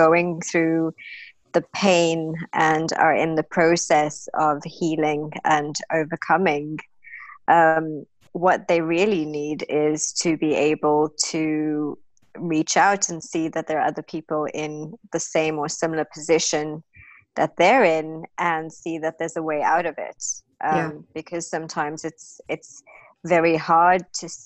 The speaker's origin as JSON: {"language": "English", "country": "South Africa", "tie": "born or raised there", "moved": "as an adult", "lives_now": "United Kingdom", "said": "My background, I'm from South Africa. I come from very sort of humble beginnings"}